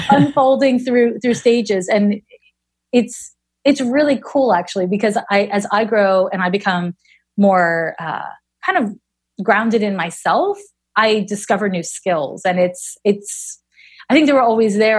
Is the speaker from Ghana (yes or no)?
no; Montreal, Quebec, Canada; moved away as an adult; also born or lived in San Francisco; now in Oakland, United States; I'm from Montreal